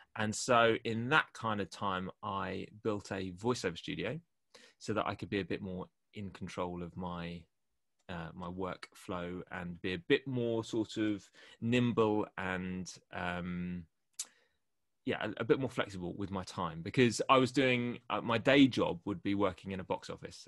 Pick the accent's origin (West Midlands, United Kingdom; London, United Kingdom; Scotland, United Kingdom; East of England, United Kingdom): London, United Kingdom; near Kingston, Greater; moved away as an adult; also born or lived in Canterbury; my hometown in, near Kingston in Greater London